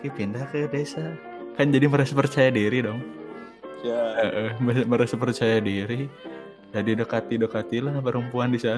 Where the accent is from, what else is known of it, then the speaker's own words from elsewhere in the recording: Ciamis, West Java, Indonesia; Gue kan dari Ciamis ke Tasik ya bang ya.